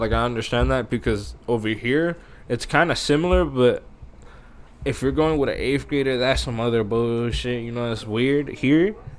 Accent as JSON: {"language": "English", "town": "Porterville", "region": "California", "country": "United States", "tie": "born or raised there", "also_born_or_lived": "Iowa", "said": "when we came back from Iowa, and we moved back to Porterville"}